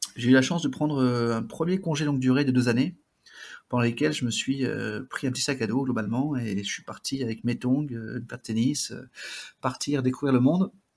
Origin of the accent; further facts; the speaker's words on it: Basque Country, Nouvelle-Aquitaine, France; also born or lived in Brazil / Bidart; je suis originaire du Pays Basque